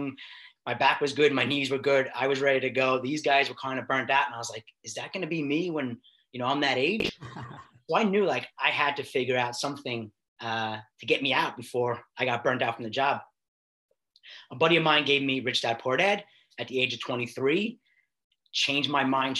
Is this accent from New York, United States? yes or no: yes; New York City, New York, United States; now in Long Island, United States; I grew up in Queens